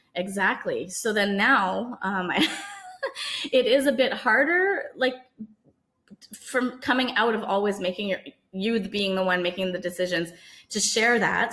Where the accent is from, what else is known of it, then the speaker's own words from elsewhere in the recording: Canada; I was born in Canada, but my parents are from Trinidad and Tobago